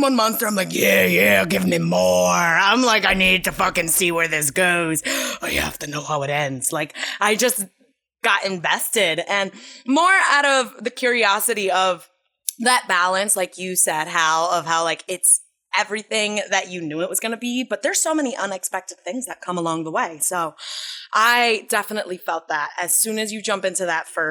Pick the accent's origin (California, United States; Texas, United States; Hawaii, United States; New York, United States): New York, United States; New York City; also born or lived in Astoria; I was actually born and raised in the Bronx of New York City